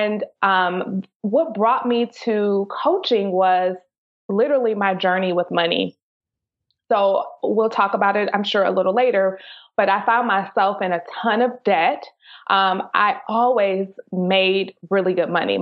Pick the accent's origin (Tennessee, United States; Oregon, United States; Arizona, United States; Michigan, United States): Michigan, United States; Detroit; moved away; I grew up in Detroit, Michigan.